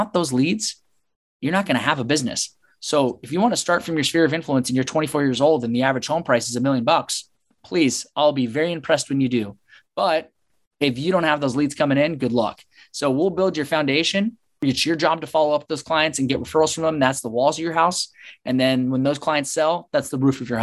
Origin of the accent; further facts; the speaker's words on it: Seattle, Washington, United States; moved away as an adult; also born or lived in Chicago; now in San Diego, United States; Seattle, Washington, and born and raised, went to Seattle University